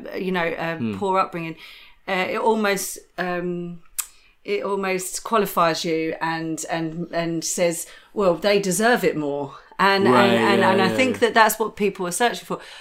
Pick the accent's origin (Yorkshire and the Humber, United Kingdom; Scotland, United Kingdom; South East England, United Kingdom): South East England, United Kingdom; Chatham; accent: Chatham; moved away; also born or lived in London; I come from Chatham. I come from a really rough part of Kent. And when I was in Kent and growing up in my teenage years, I was a chav